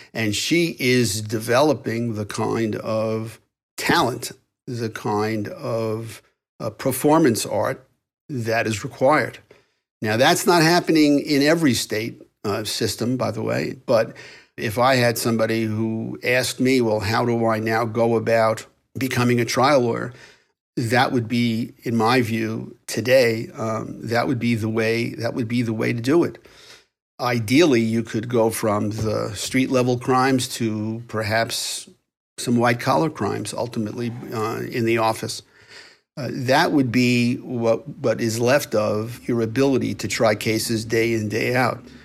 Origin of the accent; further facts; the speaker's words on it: New York, United States; accent: New York; my New York accent